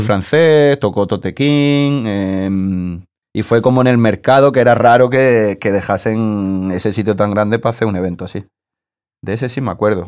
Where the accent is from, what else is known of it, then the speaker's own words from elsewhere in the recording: Marbella, Andalusia, Spain; soy de aquí de Marbella, como has dicho, eh, el de la provincia de Málaga